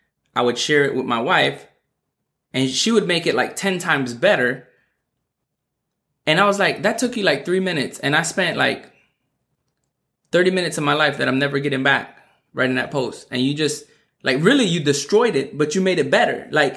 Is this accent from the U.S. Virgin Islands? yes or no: yes; U.S. Virgin Islands; being born and raised in the Virgin Islands where, you know, like, they speak English, but it's the dialect is not grammatically correct.